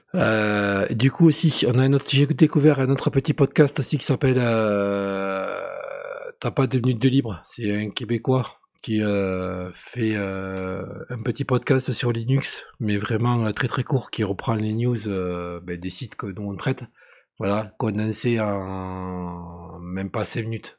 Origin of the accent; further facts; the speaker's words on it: between Bordeaux and Toulouse, southwest France, France; je suis pas de Perpignan, je suis euh, un peu plus haut. Je suis entre euh, Bordeaux et Toulouse